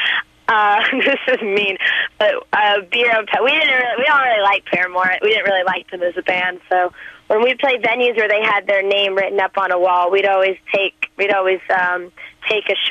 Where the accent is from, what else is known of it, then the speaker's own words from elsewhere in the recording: Nashville, Tennessee, United States; I'm from Nashville, Tennessee